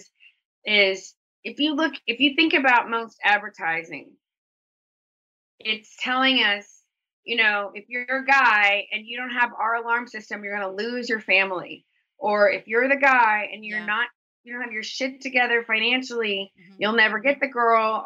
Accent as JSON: {"language": "English", "region": "Texas", "country": "United States", "tie": "born or raised there", "said": "I grew up in Texas mm-hmm. in the 80s"}